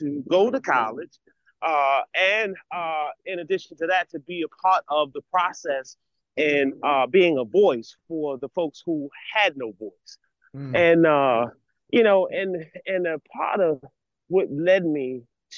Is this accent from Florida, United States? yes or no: no; Baltimore, Maryland, United States; I'm born and raised in Baltimore City